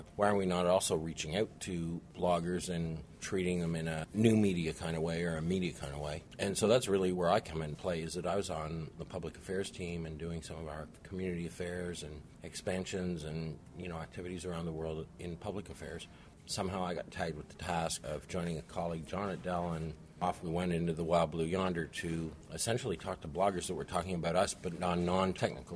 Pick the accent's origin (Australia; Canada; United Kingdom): Canada; moved away as an adult; also born or lived in St. Louis / New York / Ottawa; now in Austin, United States; I was born and raised in Canada, went to university in Canada